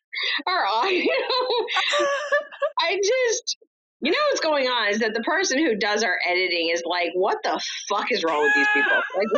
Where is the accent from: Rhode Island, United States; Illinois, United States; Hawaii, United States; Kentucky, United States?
Rhode Island, United States; from my home state of Rhode Island.